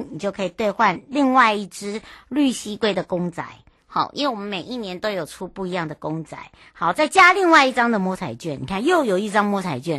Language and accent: Chinese; Penghu County, Taiwan; 那么为了让大家呢营造一个平安，然后又让让大家觉得我们澎湖人是很好客，好兼具友善又有文化